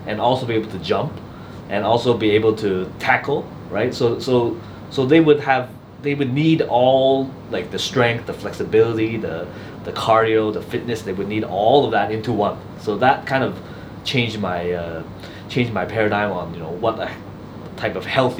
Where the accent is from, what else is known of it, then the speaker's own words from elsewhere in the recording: Canada; moved away; also born or lived in Australia; I grew up in Canada